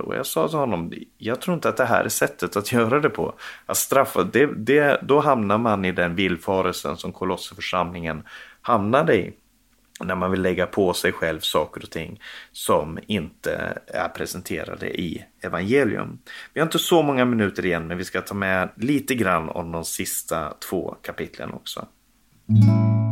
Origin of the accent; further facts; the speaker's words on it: Sweden; now in Norway; Jag som, som svensk, som nu bor i Norge